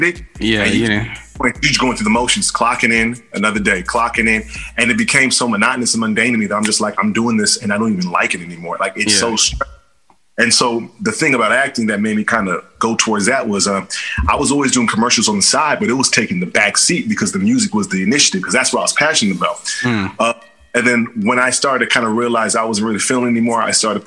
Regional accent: Bay Area, California, United States; I'm an actor from the Bay Area

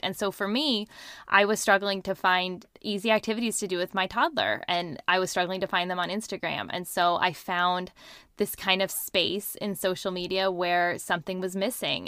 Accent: Seattle, Washington, United States; I'm in, um, outside Seattle. That's where I was born and raised. I've lived here my whole life.

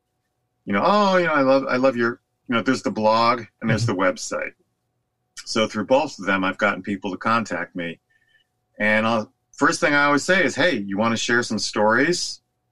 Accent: outside of Philly, Pennsylvania, United States; now in Southern California, United States; I grew up outside of Philly

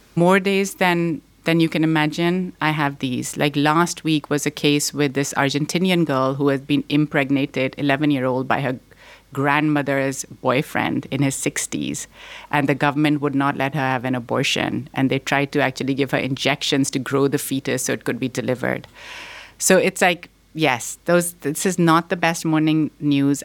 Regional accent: Pakistan; also born or lived in Boston; now in United States; I was born here in Boston, but I grew up in Pakistan

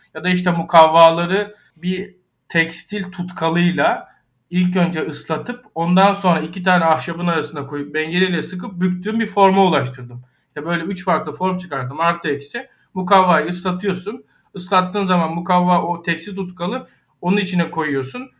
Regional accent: Ayvalık, Balıkesir, Turkey; Ayvalık'ta büyüdüm

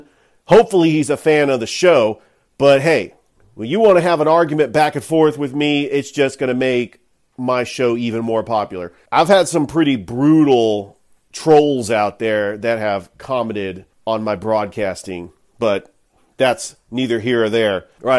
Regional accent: California, United States; now in Columbus, Georgia, United States; I was born and raised in California

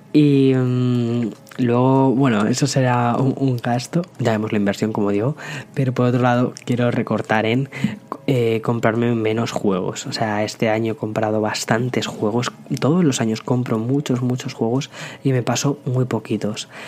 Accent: Spain; como buenos españoles

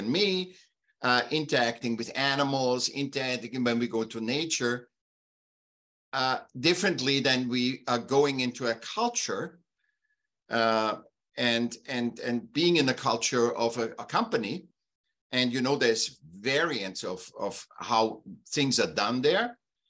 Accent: Vienna, Austria; now in California, United States; I was born in Vienna, Austria, and I was a sick child. And when I was about seven, they put me in school

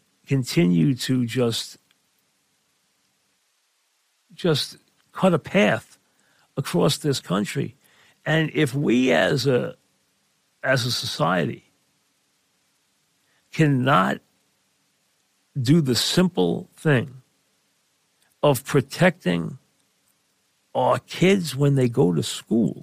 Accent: New York, United States; we're from New York

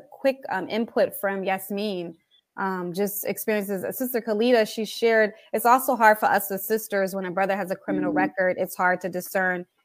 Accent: New Jersey, United States; also born or lived in Philadelphia; I was raised in New Jersey, but I still am from Philadelphia.

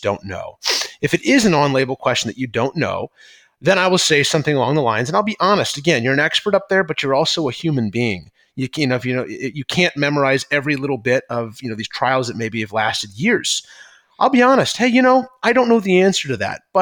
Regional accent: St. Louis, Missouri, United States; now in Chicago, United States; I'm from St. Louis originally

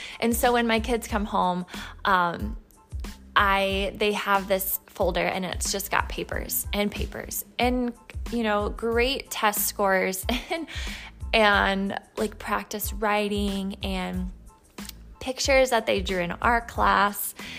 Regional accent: Indiana, United States; You know, I'm a Midwestern. That's, you know, born and raised in Indiana.

